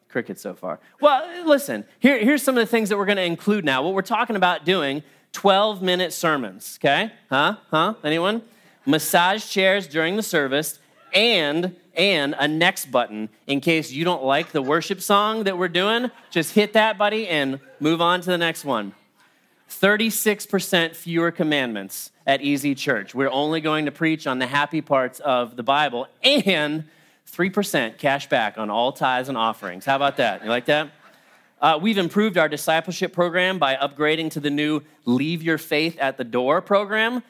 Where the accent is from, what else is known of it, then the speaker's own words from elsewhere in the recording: United States; as Christians, maybe even particularly as American Christians